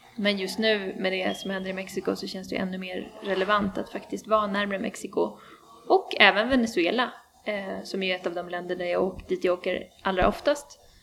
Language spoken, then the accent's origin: Swedish; Sweden; also born or lived in Chile; efter gymnasiet i Sverige